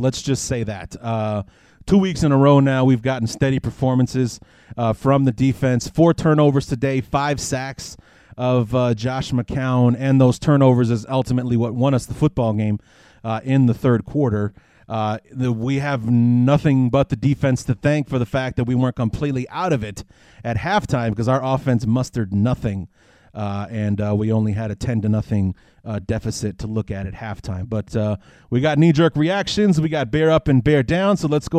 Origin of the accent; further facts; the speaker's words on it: Evanston, Illinois, United States; moved away as an adult; also born or lived in Chicago; now in Quad Cities, United States; my hometown of, Chicago. Or actually, I'll be staying at my mother's place in Evanston, which is where I went to high school and such.